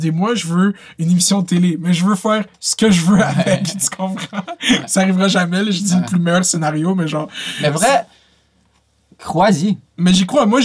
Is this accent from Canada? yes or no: yes; Laval, Quebec, Canada; j'ai tout le temps dit que je venais de Laval